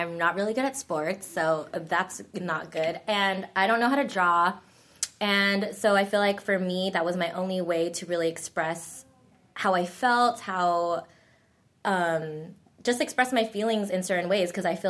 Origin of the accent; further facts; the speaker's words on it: Philippines; Oh, and I'm not Korean. I'm Filipino.